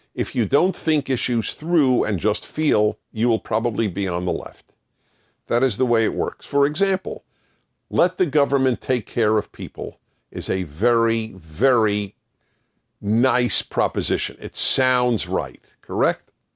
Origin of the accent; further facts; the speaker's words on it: New York City, New York, United States; I used to listen to the classical music station where I grew up in New York City